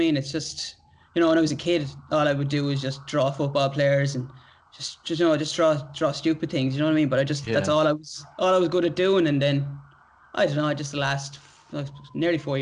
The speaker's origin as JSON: {"language": "English", "country": "Ireland", "moved": "as an adult", "lives_now": "Australia"}